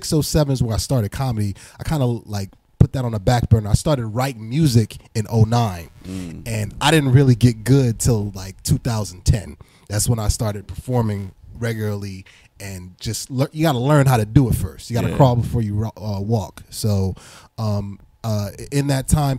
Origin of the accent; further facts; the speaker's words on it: East Orange, New Jersey, United States; also born or lived in Nigeria (family) / Pennsylvania (college); I grew up in Jersey, East Orange, Newark area, 973, 908, all that good stuff